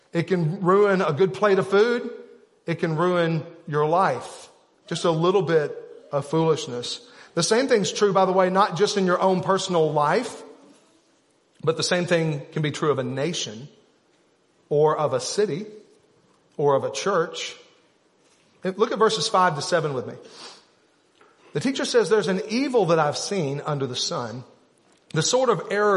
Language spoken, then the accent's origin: English; Arkansas, United States; We're from Arkansas